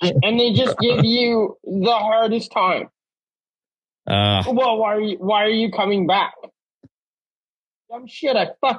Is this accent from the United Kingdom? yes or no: no; Canada; I'm a Canadian citizen